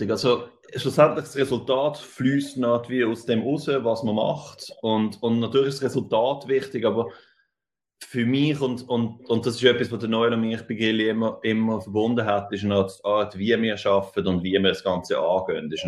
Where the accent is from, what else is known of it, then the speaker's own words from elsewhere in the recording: Zurich, Switzerland; now in New York, United States; Und also ich komme ursprünglich aus Zürich, beziehungsweise aus der Aglo, aber, aber nachher äh, in Zürich gelebt, irgendwie ab, ab 12, oder 13.